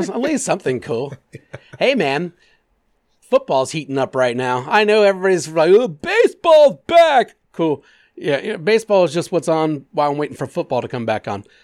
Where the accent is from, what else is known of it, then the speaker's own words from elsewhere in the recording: Clermont County, Ohio, United States; I grew up in Claremont County.